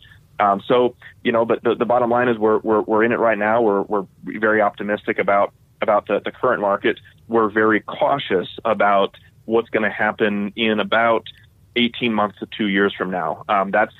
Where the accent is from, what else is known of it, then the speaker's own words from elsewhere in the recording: Denver, Colorado, United States; I grew up in Denver